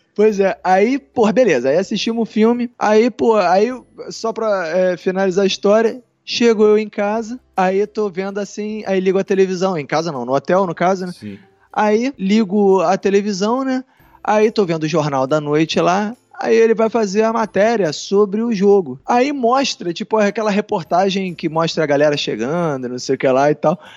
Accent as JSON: {"language": "Portuguese", "country": "Brazil", "said": "somos brasileiros"}